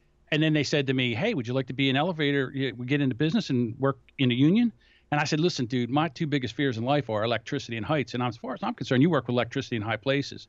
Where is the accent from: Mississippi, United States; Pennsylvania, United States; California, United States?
Pennsylvania, United States; Philadelphia; I'm from Philadelphia.